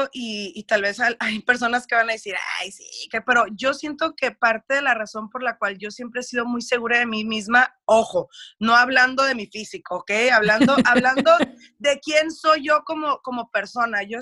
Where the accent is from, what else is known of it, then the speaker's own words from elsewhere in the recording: United States; accent: Mexican; porque sí tengo un acento como que bien mexicano, que yo crecí, viví todo en México y no, yo toda la vida me crié en los Estados Unidos